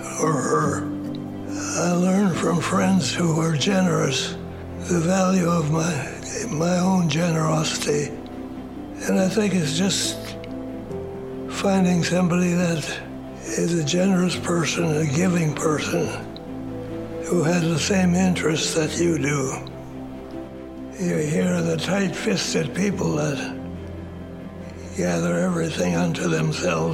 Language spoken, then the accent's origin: English; Minneapolis, Minnesota, United States; I was born in Minneapolis